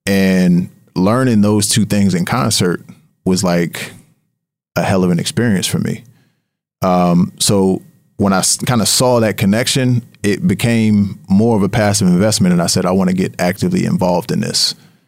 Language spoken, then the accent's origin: English; Harrisburg, Pennsylvania, United States; there was a team that was launching in my hometown in Harrisburg, PA, and they were looking for investors